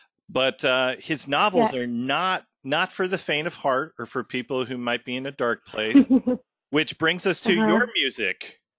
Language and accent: English; Tacoma, Washington, United States; moved away; And I grew up in Tacoma with Wayne. So, but not there anymore. My parents still live there.